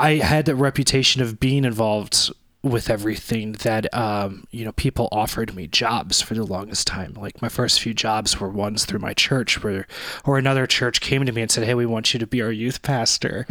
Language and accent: English; Arnold, Missouri, United States; Arnold, Missouri, which is my hometown